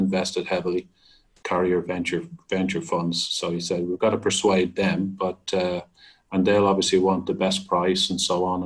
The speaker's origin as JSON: {"language": "English", "country": "Ireland", "said": "being Irish"}